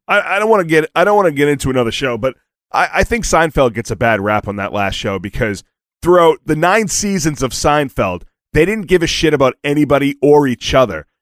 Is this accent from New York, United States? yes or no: no; Boston, Massachusetts, United States; I'm from Boston